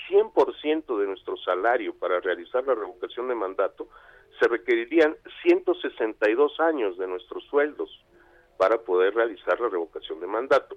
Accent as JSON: {"language": "Spanish", "region": "Yucatán", "country": "Mexico", "said": "en Yucatán, mi tierra"}